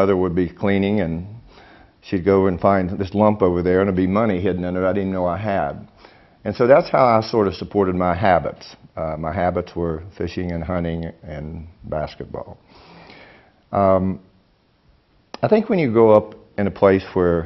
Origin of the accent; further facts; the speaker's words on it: West Virginia, United States; I'm from West Virginia. I love being from West Virginia, even though I've been the butt of a lot of jokes. I grew up in a small little community, about 500 people